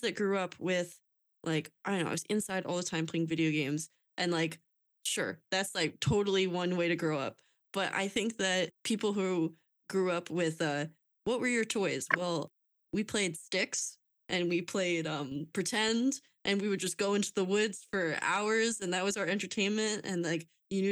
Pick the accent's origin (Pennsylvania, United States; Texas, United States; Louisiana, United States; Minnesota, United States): Pennsylvania, United States; Lehigh Valley; I'm from Lehigh Valley